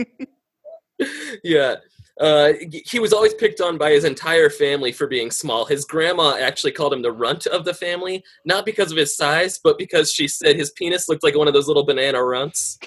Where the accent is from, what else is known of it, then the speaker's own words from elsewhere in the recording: Aurora, Colorado, United States; I'm from Aurora, Colorado